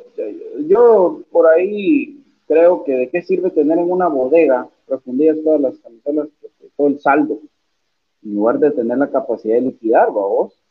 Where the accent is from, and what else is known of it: Guatemala